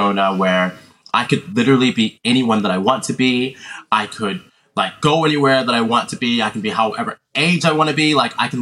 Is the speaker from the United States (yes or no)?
yes; New York City, New York, United States; moved away as an adult; now in Sydney, Australia; I'm originally born and raised in New York City